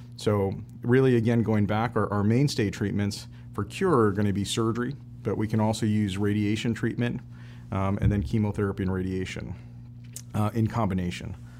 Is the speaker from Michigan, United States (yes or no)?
yes; Kalamazoo, Michigan, United States; I'm originally from Kalamazoo, Michigan.